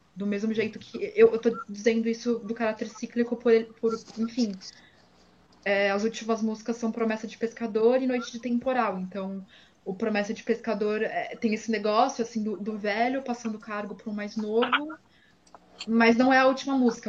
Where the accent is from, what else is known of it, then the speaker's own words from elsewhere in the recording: São Paulo, Brazil; eu cresci em São Paulo